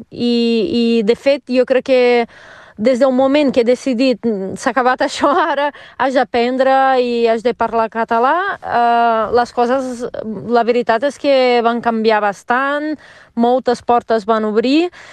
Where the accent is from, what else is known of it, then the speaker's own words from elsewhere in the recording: Rio de Janeiro, Brazil; Catalan is a second language; moved away as an adult; now in Mollet del Vallès, Spain; jo sóc de Rio uh, i a Rio tenia una vida bastant diferent de la vida que tinc aquí